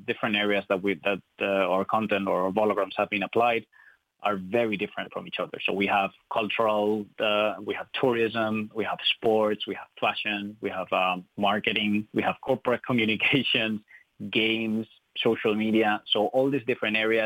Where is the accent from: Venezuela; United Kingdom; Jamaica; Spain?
Spain; English is a second language; moved away as an adult; now in Ireland; I'm not from Ireland. I'm from Spain.